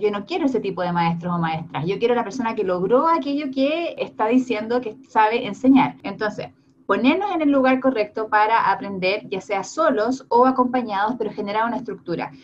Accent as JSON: {"language": "Spanish", "country": "Chile"}